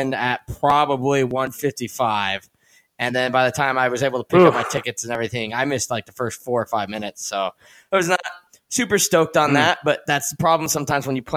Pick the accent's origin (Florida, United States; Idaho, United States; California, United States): Idaho, United States; Boise; I'm from Boise